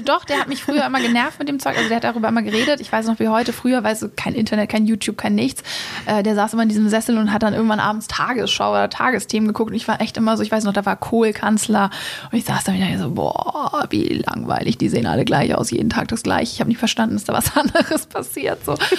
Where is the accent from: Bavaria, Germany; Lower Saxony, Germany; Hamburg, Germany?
Hamburg, Germany; also born or lived in England, near London; ich komme ursprünglich aus Hamburg